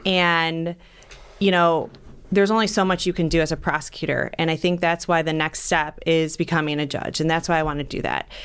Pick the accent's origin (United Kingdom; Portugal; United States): United States; North Ridgeville, Ohio; I grew up in North Ridgeville